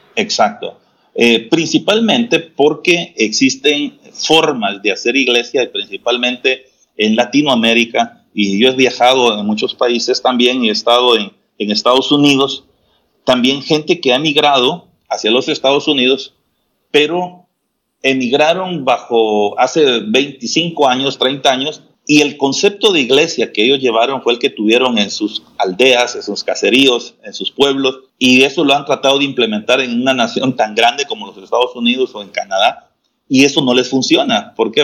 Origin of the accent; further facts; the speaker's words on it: Guatemala; acá en Jutiapa, y al mismo tiempo pues nos ha permitido extendernos más allá de las fronteras de nuestro país